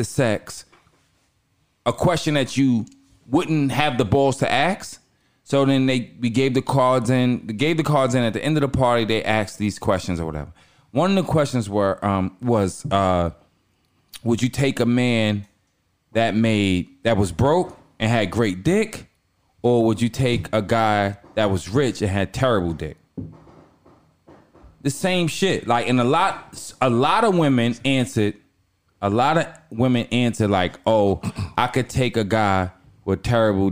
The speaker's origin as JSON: {"language": "English", "area": "Long Island", "region": "New York", "country": "United States", "said": "I'm from Long Island"}